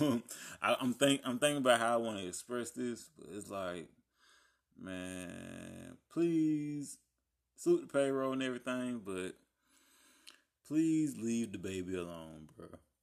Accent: Columbus and Albany, Georgia, United States; y'all know I have ties to Columbus and Albany, both.

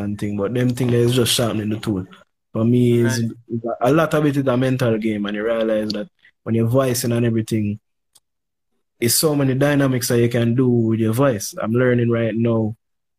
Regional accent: Jamaica; We're both youths growing up in Jamaica.

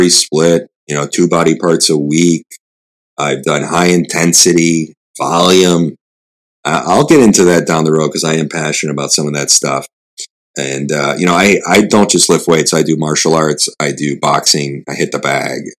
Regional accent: Chicago, Illinois, United States; This is my hometown, Chicago, Milwaukee

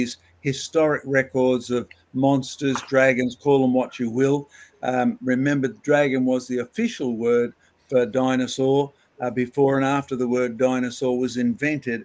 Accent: Scotland, United Kingdom; Scotland, my home country

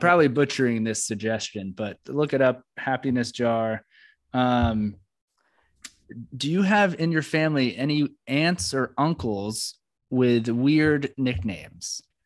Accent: East Coast, United States; also born or lived in New York City / Florida; I come from the East Coast, flat, or, or New York City, Florida or New York

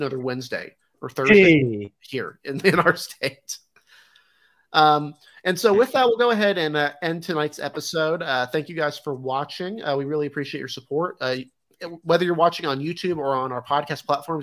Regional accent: North Carolina, United States; my home state of North Carolina

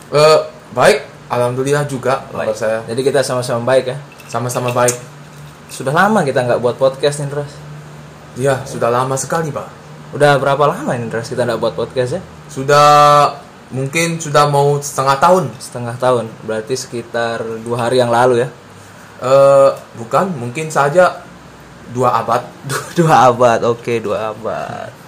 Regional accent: West Nusa Tenggara, Indonesia; accent: Sumbawa; Aida itu ya logat saya lah. Sumbawa.

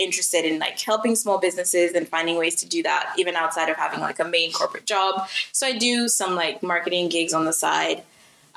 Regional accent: Côte d’Ivoire; moved away; I grew up in West Africa, so I grew up in the Ivory Coast to a single mom with four kids.

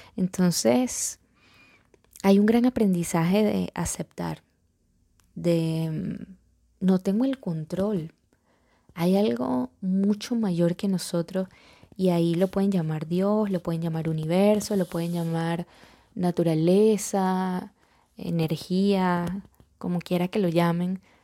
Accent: Venezuela

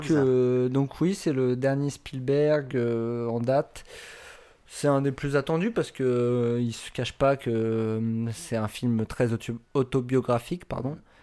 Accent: France; en tant que Français

